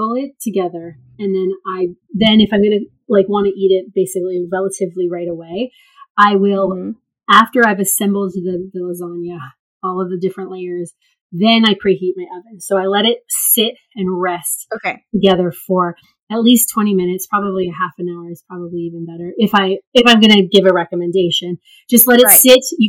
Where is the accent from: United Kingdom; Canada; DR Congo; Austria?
Canada; also born or lived in South Korea; I'm Canadian